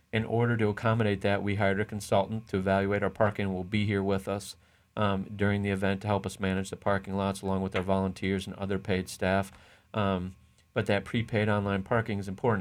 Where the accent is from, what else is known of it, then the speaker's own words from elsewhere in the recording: Oshkosh, Wisconsin, United States; now in Lakeland, United States; I was born in Oshkosh, Wisconsin